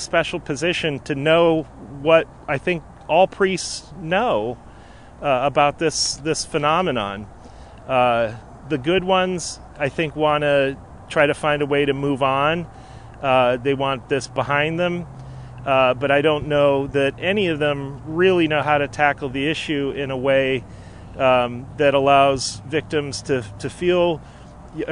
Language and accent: English; Erie, Pennsylvania, United States; I'm from Erie, Pennsylvania. I was raised there